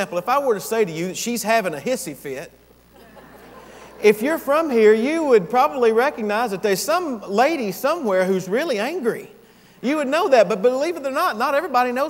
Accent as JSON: {"language": "English", "town": "Gainesville", "region": "Georgia", "country": "United States", "tie": "born or raised there", "also_born_or_lived": "Japan / Diego Garcia / Tennessee / Texas", "moved": "as an adult", "said": "I am a Georgian. I was born here and raised, matter of fact, just right up the road here in Gainesville. I'm from Gainesville"}